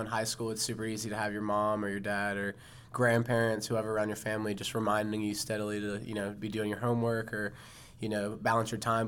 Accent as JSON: {"language": "English", "town": "Charlotte", "region": "North Carolina", "country": "United States", "said": "I came home to Charlotte to Central Piedmont"}